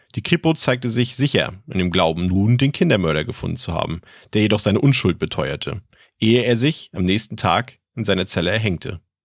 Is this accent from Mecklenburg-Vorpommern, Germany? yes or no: yes; Mecklenburg-Vorpommern, Germany; aus meiner Heimat, aus Mecklenburg-Vorpommern